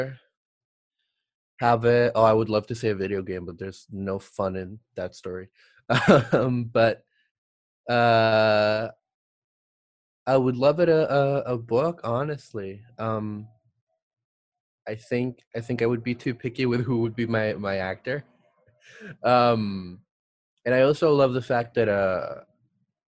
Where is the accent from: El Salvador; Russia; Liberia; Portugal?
El Salvador; now in United States; I'm originally from El Salvador